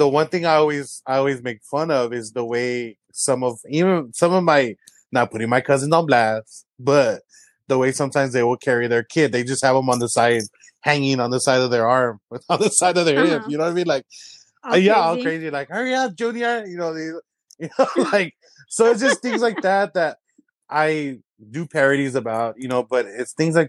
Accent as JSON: {"language": "English", "town": "San Antonio", "region": "Texas", "country": "United States", "tie": "born or raised there", "said": "I'm born and raised in the South Side, but I also grew up in the West Side."}